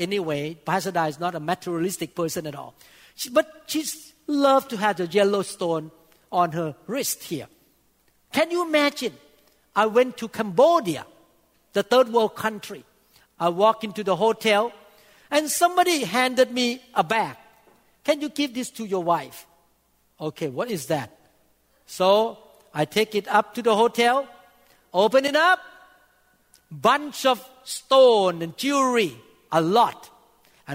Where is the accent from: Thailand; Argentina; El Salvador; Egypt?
Thailand; English is a second language; moved away as an adult; also born or lived in Seattle, United States; now in United States